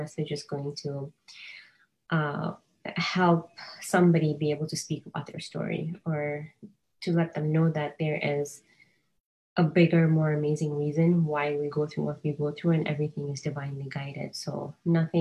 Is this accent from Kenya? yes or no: yes; Kenya; moved away as an adult; also born or lived in California; now in United States; I was born and raised in Kenya